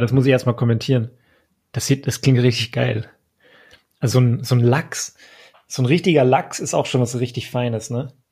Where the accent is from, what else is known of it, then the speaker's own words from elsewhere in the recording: Frankfurt, Hesse, Germany; Ich komme aus Frankfurt